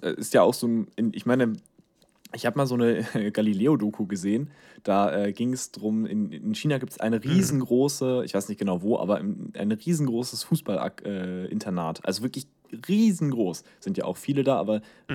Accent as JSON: {"language": "German", "country": "Germany", "said": "wir als Deutsche"}